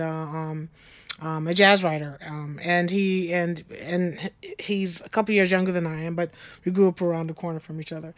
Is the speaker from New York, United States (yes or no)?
yes; Long Island, New York, United States; I grew up on Long Island